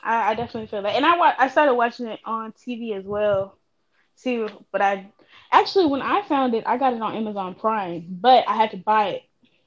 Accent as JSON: {"language": "English", "region": "Texas", "country": "United States", "said": "I'm from Texas."}